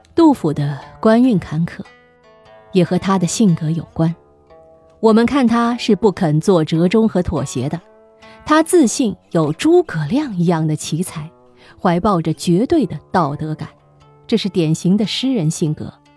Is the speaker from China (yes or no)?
yes; China; 我们作为中国人